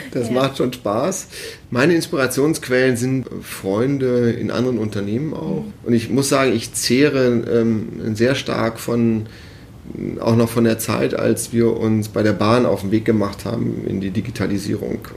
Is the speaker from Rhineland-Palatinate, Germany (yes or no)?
no; Cologne, North Rhine-Westphalia, Germany; moved away as an adult; Ja, auch als Rheinländer, aber es ist wirklich ähm, uns am Anfang schwer gefallen, aus Köln hierher zu ziehen.